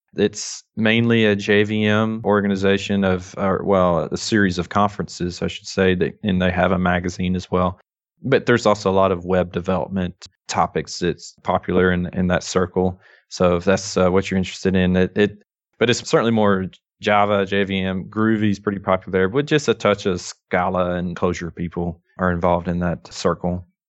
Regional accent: North Alabama, United States; accent: thick Southern drawl; I am from North Alabama

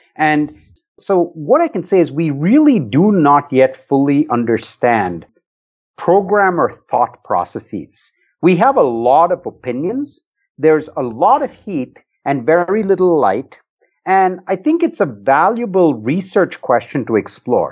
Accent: Bangalore, Karnataka, India; moved away; I grew up in India in a city called Bangalore

